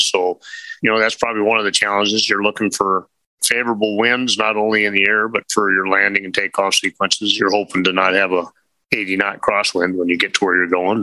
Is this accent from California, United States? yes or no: no; Minot, North Dakota, United States; I'm in Minot, North Dakota. That's where I grew up